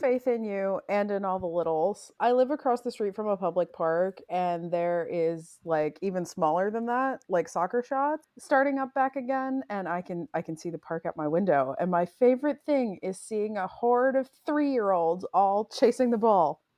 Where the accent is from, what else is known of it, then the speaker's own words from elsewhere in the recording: Pennsylvania, United States; I grew up in Pennsylvania.